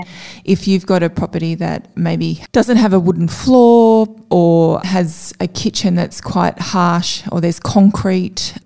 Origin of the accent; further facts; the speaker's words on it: Avoca Beach, New South Wales, Australia; now in Newcastle, Australia; I grew up on the Central Coast, which is the area between Newcastle and Sydney at the beautiful Avoca Beach.